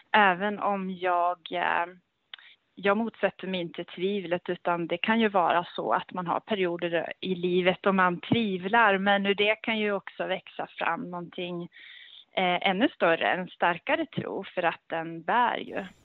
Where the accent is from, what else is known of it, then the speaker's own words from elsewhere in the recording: Gävle, Gävleborg County, Sweden; also born or lived in Örebro / Stockholm / Norway / England; jag är ju då född och uppväxt i, här i Gävle